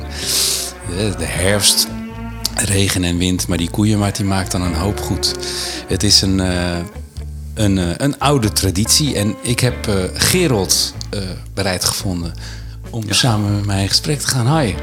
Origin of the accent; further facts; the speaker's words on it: Linschoten, Utrecht, Netherlands; also born or lived in Rotterdam; ik kwam als, eh, acht of negen jarig jongetje eh, eh, te wonen in Linschoten. Ik kom uit Rotterdam, uit de stad, zeg maar